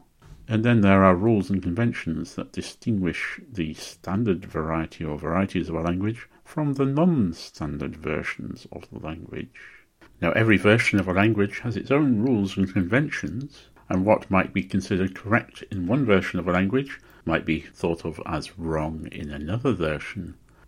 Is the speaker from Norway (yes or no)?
no; North West England, United Kingdom; Now, I grew up in Lancashire, in the northwest of England, but I don't have a Lancashire accent.